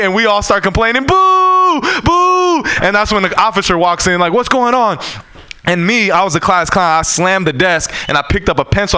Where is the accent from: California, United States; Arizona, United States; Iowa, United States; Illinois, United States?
California, United States; San Francisco; I'm born and raised in San Francisco.